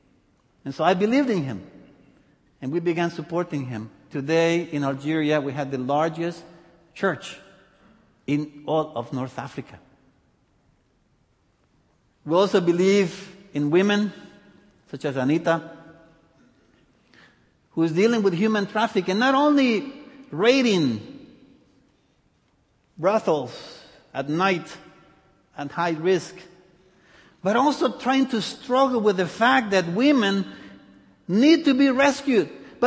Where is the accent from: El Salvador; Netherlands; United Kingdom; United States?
El Salvador; born there; also born or lived in many countries; Anyway, I was born in El Salvador. I lived in many countries.